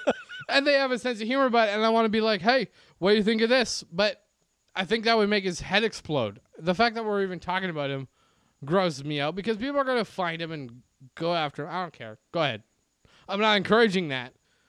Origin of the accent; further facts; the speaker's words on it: Baltimore, Maryland, United States; I grew up in Baltimore.